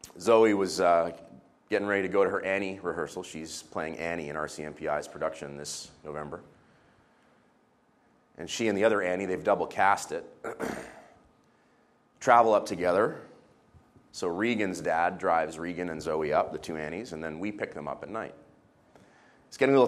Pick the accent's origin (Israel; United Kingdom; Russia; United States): Israel; I was growing up in the Middle East